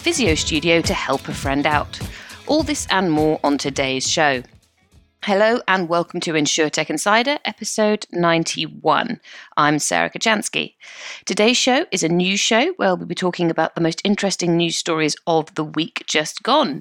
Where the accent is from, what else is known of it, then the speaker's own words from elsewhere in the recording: United Kingdom; we're British.